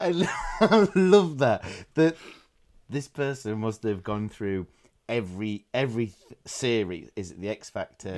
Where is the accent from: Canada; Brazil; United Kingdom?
United Kingdom; Doncaster, Yorkshire and the Humber; where I'm from in is a place called Doncaster